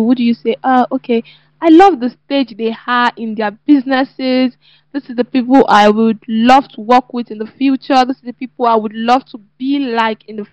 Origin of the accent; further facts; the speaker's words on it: Nigeria; I'm a Nigerian